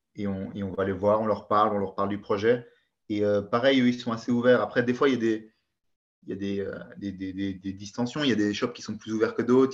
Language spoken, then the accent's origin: French; Belgium; je suis belge.